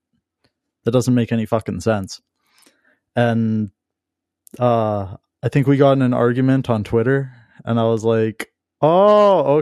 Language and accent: English; Vancouver, British Columbia, Canada; I'm from the Vancouver area, like born and raised.